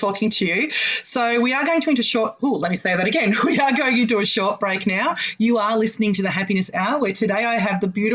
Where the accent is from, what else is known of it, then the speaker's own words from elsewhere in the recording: Australia; I was born in Australia and I'm still here